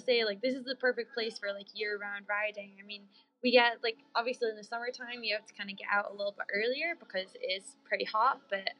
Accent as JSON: {"language": "English", "region": "northeast of Scotland", "country": "United Kingdom", "tie": "born or raised there", "moved": "yes", "lives_now": "Las Vegas, United States", "said": "I'm, like, born and raised in Scotland"}